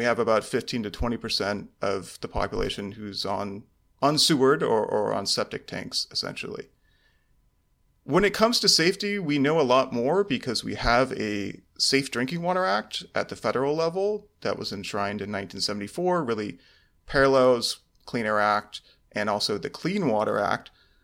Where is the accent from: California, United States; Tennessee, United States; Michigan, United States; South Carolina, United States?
California, United States; In Orange County, California.